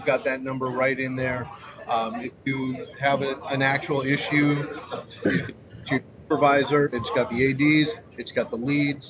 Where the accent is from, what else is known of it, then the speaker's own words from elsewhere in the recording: Los Angeles, California, United States; also born or lived in North Carolina; now in Oregon, United States; I grew up in L.A., in Los Angeles